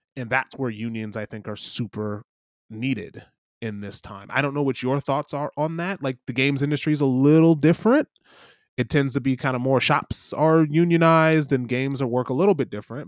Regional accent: Michigan, United States; I'm I'm I'm from Michigan

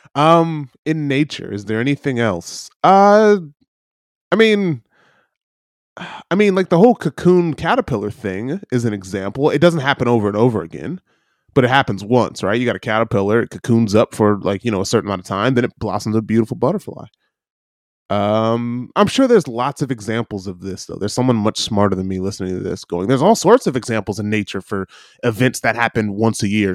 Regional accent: Michigan, United States; growing up in Michigan

